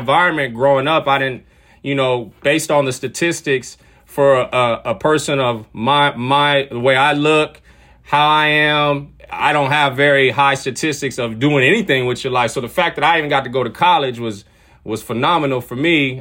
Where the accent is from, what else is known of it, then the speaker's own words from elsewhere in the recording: San Diego, California, United States; also born or lived in Washington / Ukraine; I grew up in San Diego, California, where I currently live right now